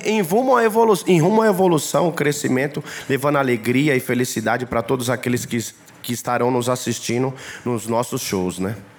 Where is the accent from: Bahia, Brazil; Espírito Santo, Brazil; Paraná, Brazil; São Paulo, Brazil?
Bahia, Brazil; Ilhéus; Sou baiano de Ilhéus.